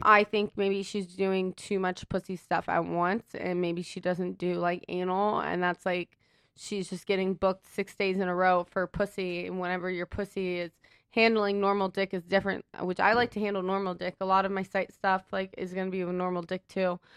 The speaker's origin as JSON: {"language": "English", "region": "Ohio", "country": "United States", "moved": "yes", "said": "I'm actually from Ohio originally"}